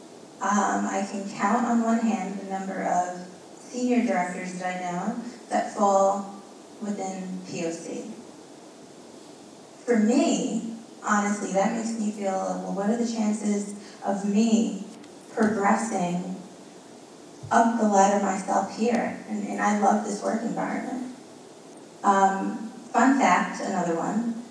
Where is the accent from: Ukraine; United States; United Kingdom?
United States; New York City, New York; first language Spanish; English is a second language